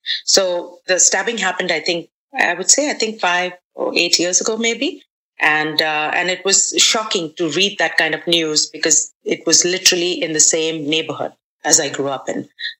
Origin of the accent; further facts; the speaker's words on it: Dubai, United Arab Emirates; also born or lived in Mumbai, India; I was born and raised in Dubai. I spent my early childhood years in Mumbai.